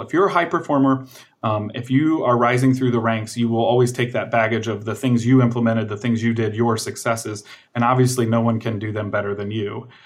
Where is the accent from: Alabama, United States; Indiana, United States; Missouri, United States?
Indiana, United States; Fort Wayne; moved away as an adult; also born or lived in California; was born and raised in Fort Wayne, Indiana